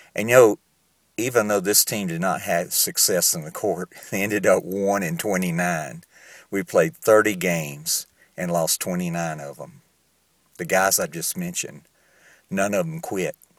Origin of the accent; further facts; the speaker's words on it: Southern United States, United States; accent: southern; moved away as an adult; now in Entebbe, Uganda; if I've lost my southern accent, I can assure you I still have it.